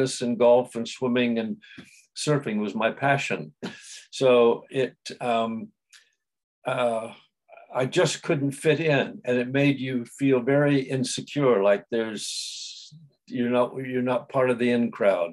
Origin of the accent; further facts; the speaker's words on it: San Diego, California, United States; I was born in San Diego, in California, and I came from a very loving family